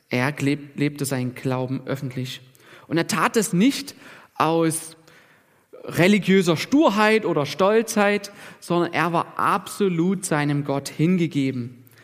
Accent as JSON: {"language": "German", "country": "Germany", "said": "Und, und wir als Deutsche, wir sind ja auch so ein bisschen sicherheitsbewusst ne, und bedürftig."}